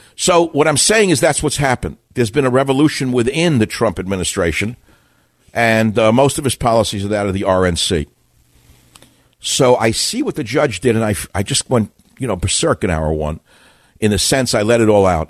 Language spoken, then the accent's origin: English; New York, United States; I'm from New York